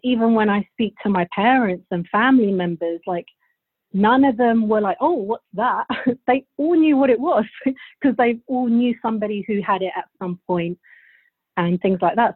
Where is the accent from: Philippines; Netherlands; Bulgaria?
Bulgaria; now in United Kingdom; I'm actually from Bulgaria. I was born there, and my whole family's from there. So my whole childhood I spent in Bulgaria, and then we moved to England.